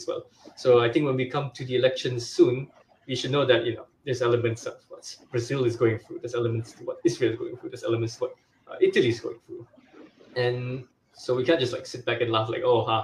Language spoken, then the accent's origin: English; Sabah, Malaysia; we have that kind of issue here in Sabah